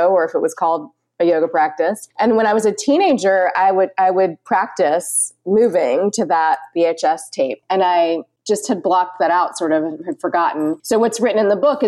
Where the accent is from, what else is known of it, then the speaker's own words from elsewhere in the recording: Richmond, Virginia, United States; moved away as an adult; also born or lived in North Carolina / Portland, Oregon; now in Winston-Salem, United States; I grew up in Richmond, Virginia, and lived there for about 21 years.